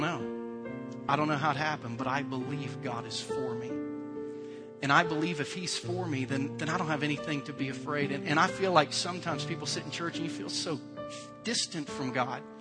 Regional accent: United States; as an American

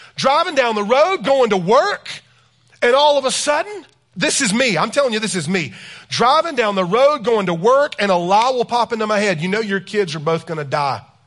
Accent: South Carolina, United States; I am from South Carolina

